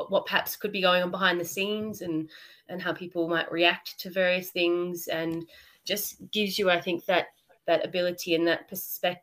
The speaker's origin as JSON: {"language": "English", "town": "Melbourne", "region": "Victoria", "country": "Australia", "said": "I'm Australian. I'm from Melbourne."}